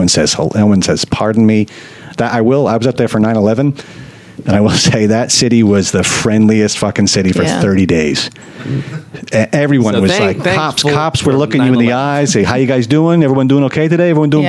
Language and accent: English; New Jersey, United States; moved away; also born or lived in New York; I'm from New Jersey.